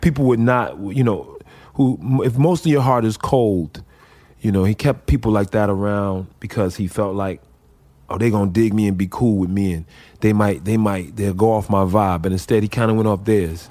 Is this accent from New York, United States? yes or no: no; Chicago, Illinois, United States; I grew up in Chicago